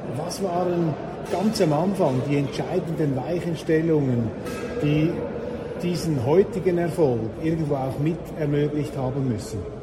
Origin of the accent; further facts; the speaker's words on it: Switzerland; Wir Schweizer